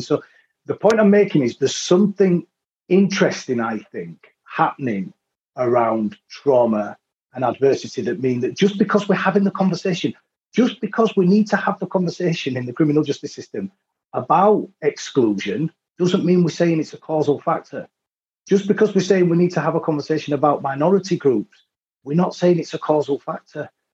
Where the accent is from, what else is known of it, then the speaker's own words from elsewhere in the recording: Leeds, Yorkshire and the Humber, United Kingdom; I was from Leeds